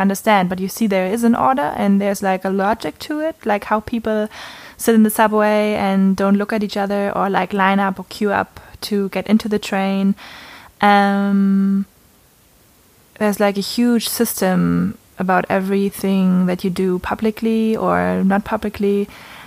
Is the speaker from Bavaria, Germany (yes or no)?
no; Berlin, Germany; We're actually from Berlin